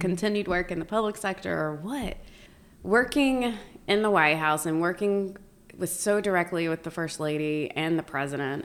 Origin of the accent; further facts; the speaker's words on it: Lincoln County, North Carolina, United States; moved away as an adult; I grew up born and raised in Lincoln County. So, uh, that's home for me.